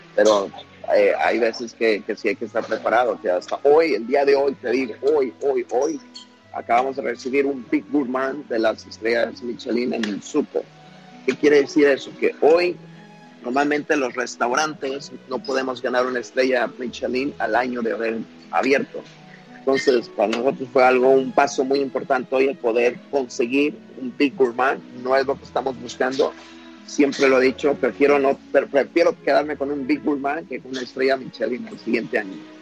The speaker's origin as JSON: {"language": "Spanish", "town": "Huitzuco", "region": "Guerrero", "country": "Mexico", "tie": "born or raised there", "moved": "yes", "lives_now": "Chicago, United States", "said": "mi pueblo Huitzuco"}